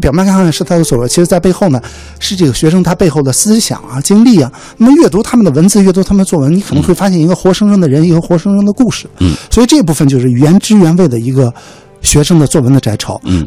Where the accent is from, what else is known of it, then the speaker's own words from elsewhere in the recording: China; 我自己作为一个中国人